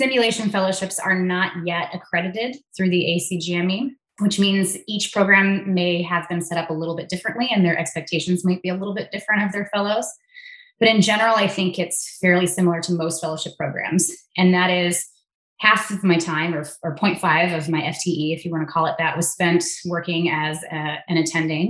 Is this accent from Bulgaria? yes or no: no; Southern California, United States; moved away as an adult; now in Minnesota, United States; I am from Southern California originally, born and raised